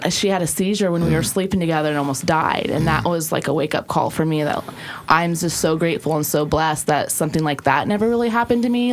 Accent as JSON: {"language": "English", "region": "South Dakota", "country": "United States", "tie": "born or raised there", "also_born_or_lived": "Oregon", "moved": "yes", "said": "I grew up actually in South Dakota on a ranch of 160 acres"}